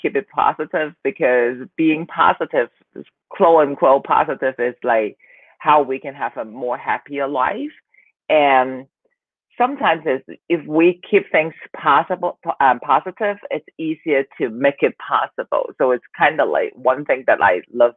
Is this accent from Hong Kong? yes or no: yes; Hong Kong; also born or lived in Southern California; now in Taiwan; I am from Hong Kong, living in Taiwan right now